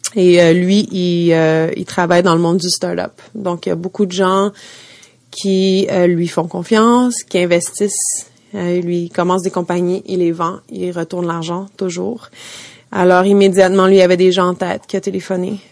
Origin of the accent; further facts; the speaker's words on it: Montreal, Quebec, Canada; moved away as an adult; now in New York, United States; j'ai grandi à Montréal